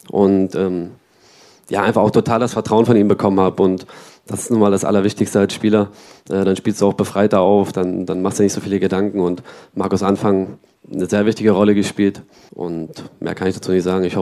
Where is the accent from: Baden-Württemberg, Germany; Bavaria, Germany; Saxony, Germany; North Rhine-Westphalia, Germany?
Saxony, Germany; Dresden; Und das ist hier, das ist hier in Dresden. ich bin hier aufgewachsen in der Nachwuchsakademie, hinten in der Messe äh, fast alle Nachwuchsmannschaften durchlaufen, von Dynamo und dahin zur Sportschule noch gegangen, also alles irgendwie an einem Fleck.